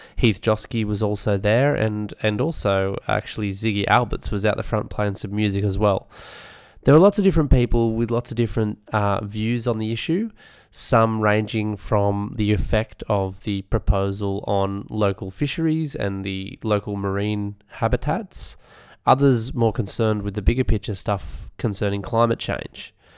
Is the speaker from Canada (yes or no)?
no; Australia; Being an Aussie